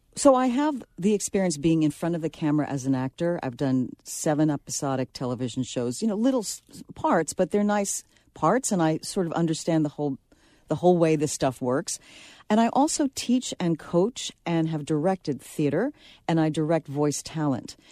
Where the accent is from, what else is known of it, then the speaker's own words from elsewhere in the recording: New York City, New York, United States; I'm from the Bronx